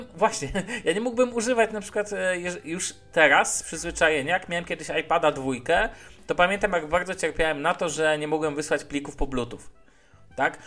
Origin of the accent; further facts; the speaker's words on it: Szczecin, West Pomeranian Voivodeship, Poland; now in Warsaw, Poland; ja pochodzę ze Szczecina